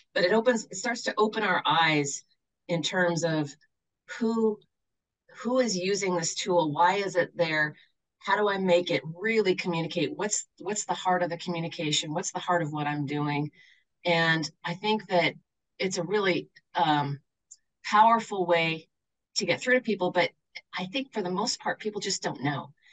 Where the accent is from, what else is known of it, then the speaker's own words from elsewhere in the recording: Shoreline, Washington, United States; now in Jackson, United States; I grew up on the north side of Seattle, in a place that's now called Shoreline